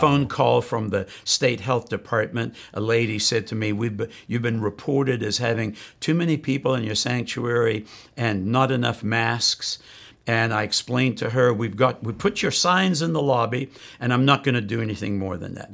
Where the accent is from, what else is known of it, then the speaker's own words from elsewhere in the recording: South Africa; moved away; I grew up in South Africa